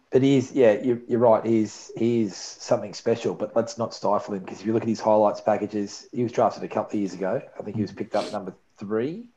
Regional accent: Melbourne, Victoria, Australia; growing up in Melbourne

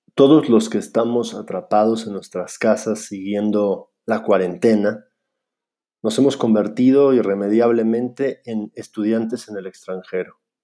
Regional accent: Mexico; moved away as an adult; also born or lived in Finland / Buenos Aires, Argentina; como mexicano puedo decir que sé lo que es ser un estudiante en el extranjero o un migrante

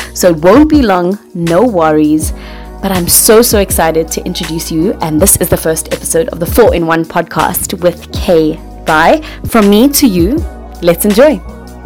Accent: Johannesburg, Gauteng, South Africa; I'm from South Africa, the west of Johannesburg. Yes, I am a proud girl from Joburg.

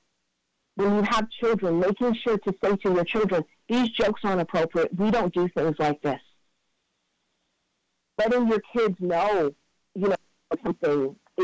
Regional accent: Cleveland, Ohio, United States; that's my hometown

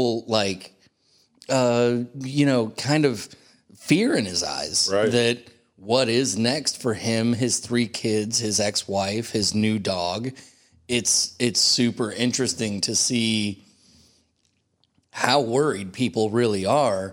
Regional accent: San Ramon, California, United States; also born or lived in Danville, California; I grew up in the Bay Area

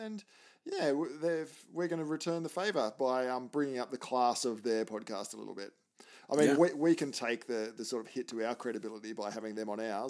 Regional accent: Australia; I am your Australian host

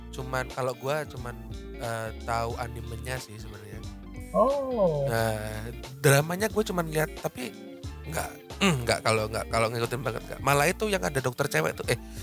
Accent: Tulungagung, East Java, Indonesia; moved away; zaman zaman gua masih di Tulungagung ya kota gua masih kecil

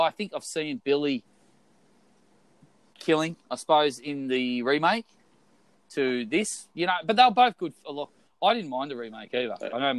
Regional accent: Australia; Well, we don't know that because we're Australian.

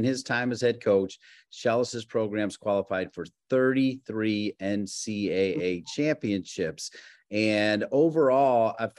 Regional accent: Ohio, United States; You actually grew up in my home state of Ohio.

